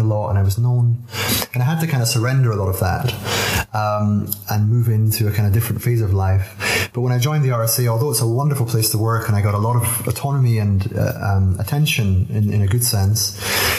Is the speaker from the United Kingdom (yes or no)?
yes; Aberdeen, Scotland, United Kingdom; accent: Scottish burr; I was born in Aberdeen in 1977.